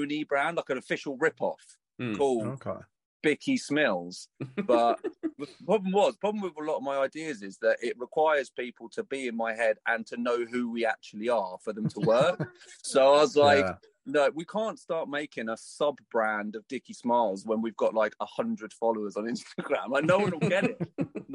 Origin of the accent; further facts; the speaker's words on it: Folkestone, South East England, United Kingdom; Folkestone, my hometown